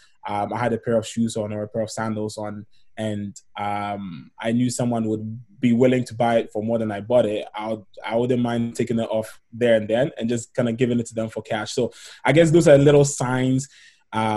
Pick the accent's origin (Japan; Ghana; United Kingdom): Ghana; moved away as an adult; now in Canada; in terms of my background, I'm from Ghana in West Africa.